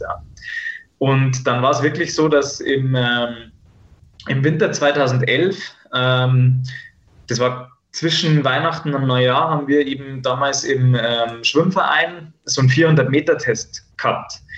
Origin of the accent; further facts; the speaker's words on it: Bad Tölz, Bavaria, Germany; bei uns in Bad Hölz gibt es so eine, ähm, also eine Kneipe, die heißt Rocks Off und da waren wir damals immer beim Feiern